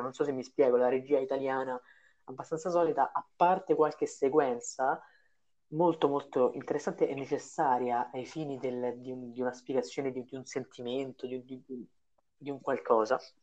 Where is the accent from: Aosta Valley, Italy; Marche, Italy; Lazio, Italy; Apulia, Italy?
Lazio, Italy; Rome; noi due siamo romani